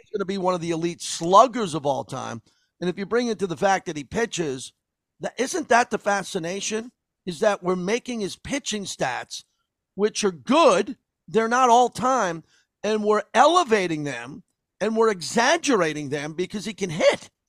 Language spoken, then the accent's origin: English; Massapequa, New York, United States; growing up in Massapequa, Long Island.